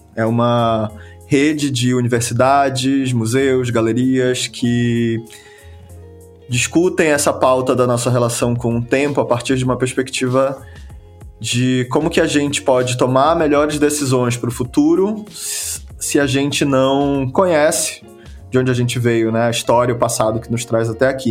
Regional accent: Belém, Pará, Brazil; eu sou de Belém do Pará

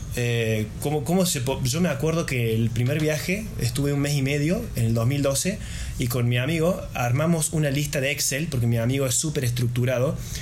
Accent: Argentina; los argentinos tenemos esta imposición del 30% en cada gasto

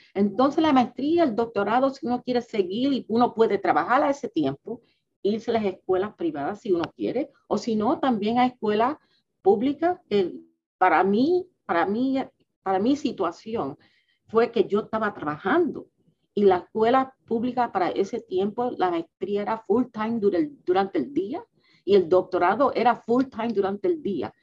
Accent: New York City, New York, United States; now in Washington, D.C., United States; yo soy lo que se llama un New Yorker. Mis padres vinieron de Puerto Rico

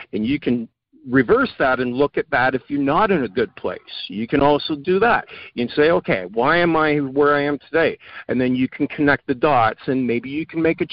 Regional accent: Canada; I'm Canadian

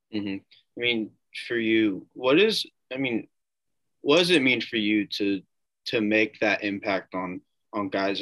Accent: Noblesville, Indiana, United States; in my hometown of Noblesville

